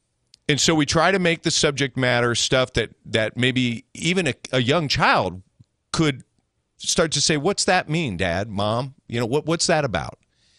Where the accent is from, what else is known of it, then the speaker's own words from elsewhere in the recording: Tallahassee, Florida, United States; I grew up in Tallahassee listening to your show from the backseat of my dad's truck.